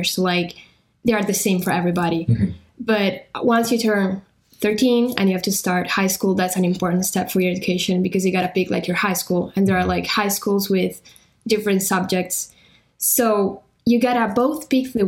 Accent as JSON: {"language": "English", "region": "northern Italy", "country": "Italy", "second_language": "English", "said": "I'm from Italy, specifically Northern Italy"}